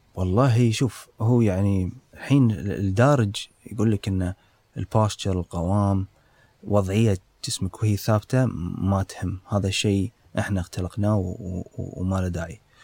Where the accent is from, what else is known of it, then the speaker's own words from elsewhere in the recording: Kuwait; عندنا بالكويت